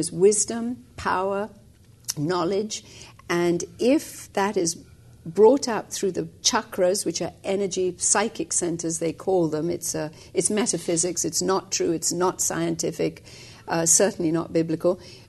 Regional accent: India; moved away as an adult; also born or lived in England; I was actually born and raised in India for the first 20 years of my life

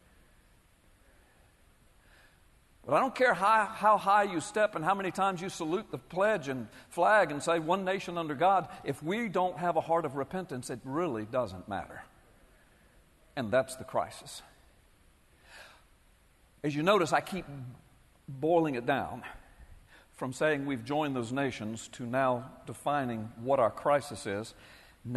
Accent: United States; I'm a Christian, I'm a citizen, I'm an American, I'm a taxpayer

